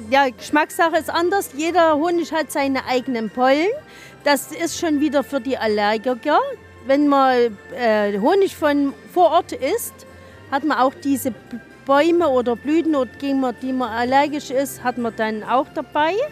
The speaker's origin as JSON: {"language": "German", "town": "Wildenfels", "region": "Saxony", "country": "Germany", "said": "Wir kommen aus dem Zwickauer Land, in Wildenfels, Ortsteil Herdensdorf."}